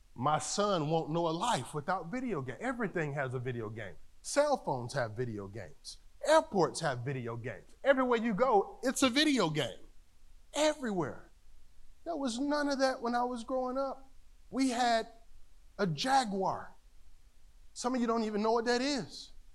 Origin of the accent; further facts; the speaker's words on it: North Carolina, United States; Growing up in North Carolina, the country